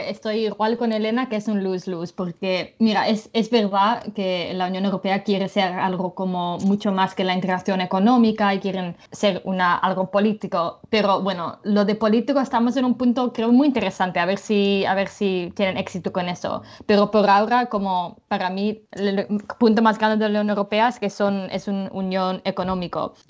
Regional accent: England, United Kingdom; now in Brussels, Belgium; mi madre es inglesa y he vivido la mayoría de mi vida en Inglaterra. Y culturalmente soy bastante inglesa, creo.

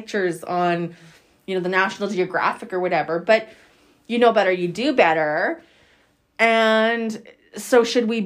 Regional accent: Saskatchewan, Canada; I'm from Saskatchewan, born and raised.

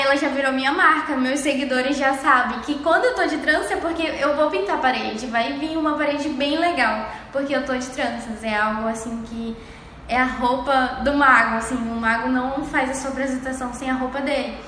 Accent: Pará, Brazil; now in Cuiabá, Brazil; eu sou do Pará, sou do estado do Pará, uma cidade bem pequena, lá no litoral. E eu sou paraense

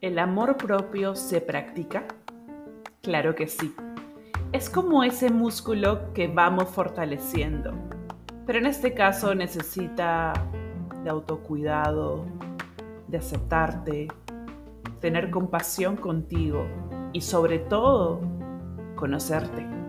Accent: Peru; yo soy peruana

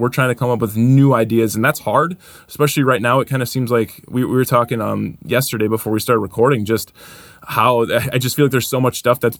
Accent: Stevens Point, Wisconsin, United States; we're from Stevens Point.

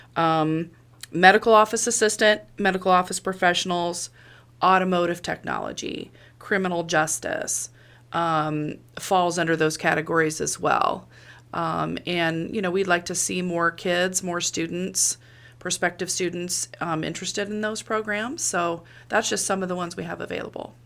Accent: Monmouth, Illinois, United States; I am from Monmouth, born and raised

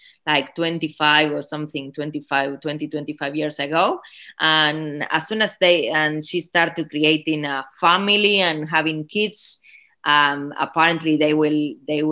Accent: Buenos Aires Province, Argentina; first language Spanish; English is a second language; moved away as an adult; now in Fremantle, Australia; I was born in Argentina. I'm a conurbano girl.

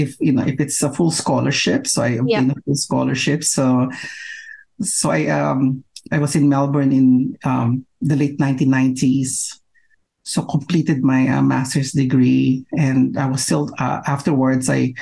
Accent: Philippines; moved away as an adult; I'm originally from the Philippines

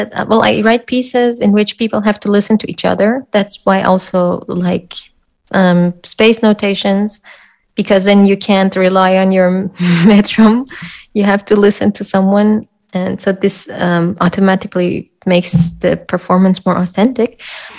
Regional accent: Iran; now in Austria; No, I'm from

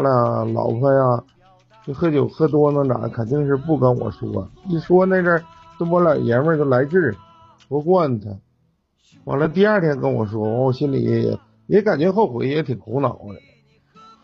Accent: Jinzhou, Liaoning, China; 我从小是在锦州长大的啊，在劳保小学哎后边的那个劳保小学，辽宁安一纪念馆，劳保小学那儿

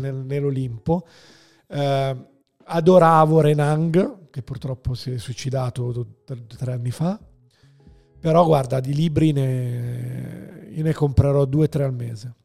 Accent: Milan, Lombardy, Italy; also born or lived in Rome; io vivevo a Roma, perché sono nato a Milano, poi si sono trasferiti a Roma coi miei e, e poi ci siamo ritrasferiti a Milano

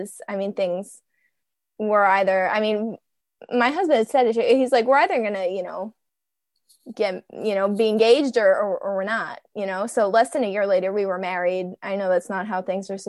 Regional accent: New Jersey, United States; moved away; I am from New Jersey. I was in New Jersey. I would never plan on leaving New Jersey

